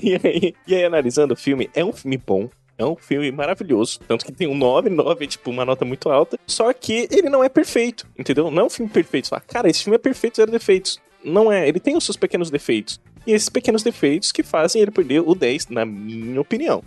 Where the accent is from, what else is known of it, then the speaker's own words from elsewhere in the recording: Brazil; Eu sou brasileiro